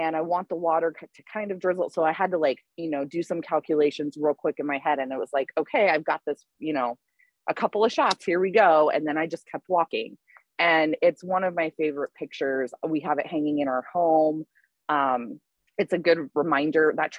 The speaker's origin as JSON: {"language": "English", "region": "Southwest Colorado", "country": "United States", "tie": "born or raised there", "said": "I grew up in Southwest Colorado"}